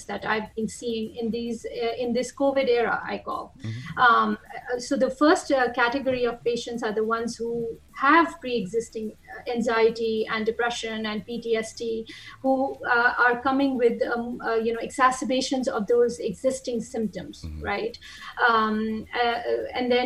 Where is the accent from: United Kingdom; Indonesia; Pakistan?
Pakistan; moved away as an adult; now in United States; I've been in the United States since 2006, off and on, even before that. And I'm originally from Pakistan